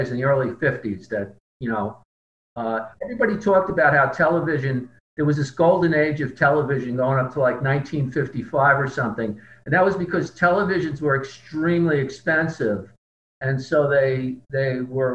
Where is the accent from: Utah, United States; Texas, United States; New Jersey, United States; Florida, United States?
New Jersey, United States; Fairview; also born or lived in Englewood, New Jersey; I grew up in the town of Fairview, New Jersey, which is right across the river from Manhattan.